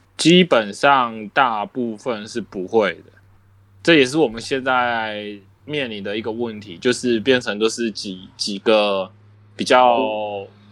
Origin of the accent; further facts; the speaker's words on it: southern Taiwan, Taiwan; 我是南部学校， 然后那是在我们南部那边